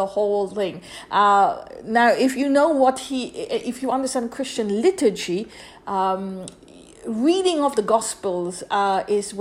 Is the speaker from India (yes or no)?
yes; India; I grew up in India